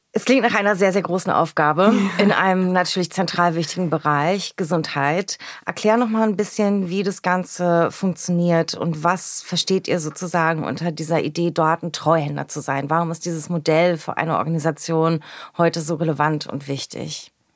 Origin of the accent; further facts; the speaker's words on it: Berlin, Germany; in und aus meiner Heimat und unserer schönen Hauptstadt Berlin